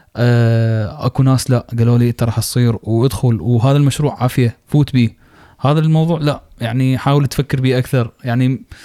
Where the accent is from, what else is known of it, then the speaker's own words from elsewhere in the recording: Iraq; عندنا بالعراق